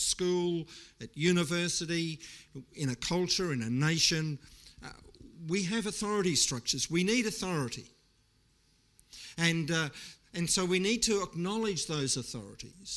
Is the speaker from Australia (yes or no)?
yes; Australia